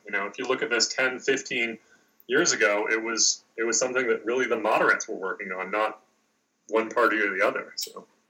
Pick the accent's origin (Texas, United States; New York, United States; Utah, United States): New York, United States; New York City; now in Washington, D.C., United States; I'm from uh, New York City, uh, born and raised in New York City